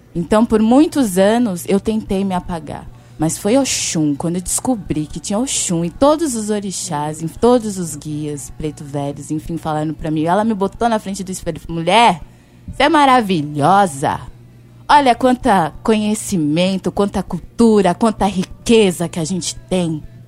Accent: São Paulo, Brazil; eu sou de São Paulo

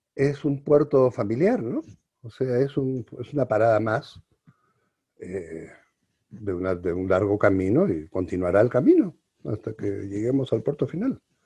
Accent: Peru; also born or lived in Arequipa, Peru; now in Mexico; somos o no somos los peruanos iguales ante la ley

